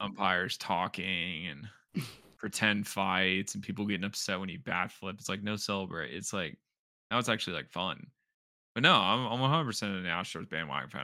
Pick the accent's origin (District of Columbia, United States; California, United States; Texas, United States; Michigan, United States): Texas, United States; Houston; I grew up in Houston